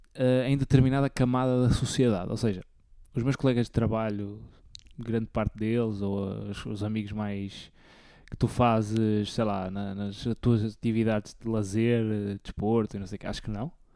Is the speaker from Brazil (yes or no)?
no; the North, Norte, Portugal; por ser do norte e por ser novo também